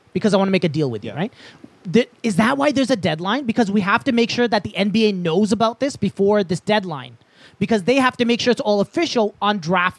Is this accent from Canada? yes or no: yes; Canada; I'm Canadian, I have to love